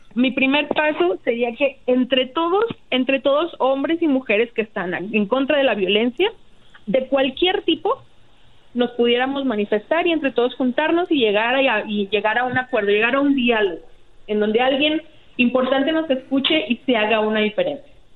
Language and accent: Spanish; Ciudad Juárez, Chihuahua, Mexico; yo soy de Ciudad Juárez. Yo he vivido en Ciudad Juárez desde que tenía seis años y desde que soy muy chiquita